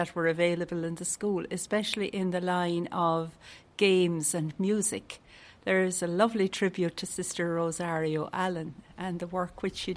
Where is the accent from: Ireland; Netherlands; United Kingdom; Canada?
Ireland; Bandon, Munster; moved away as an adult; also born or lived in Pakistan / Kerry / Youghal / Cork; I was from Bandon